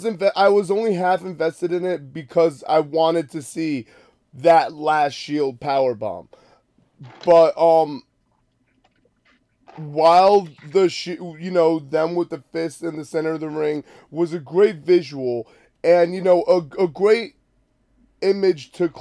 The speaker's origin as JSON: {"language": "English", "country": "Canada", "said": "So he's Canadian, like I'm Canadian."}